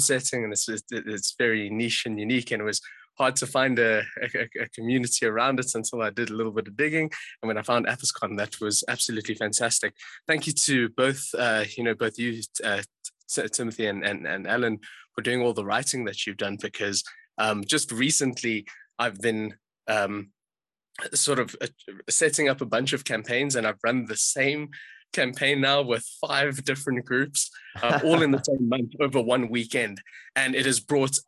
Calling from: South Africa; Very pleased to meet you all. I'm phoning in from South Africa, actually.

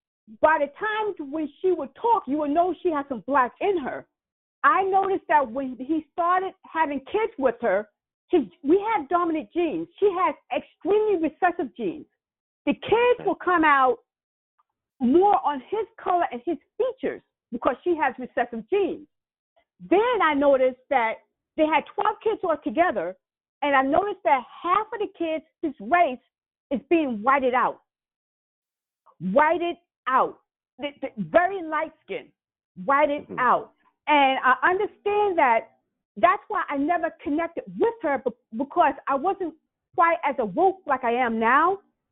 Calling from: California, United States; I'm calling from California.

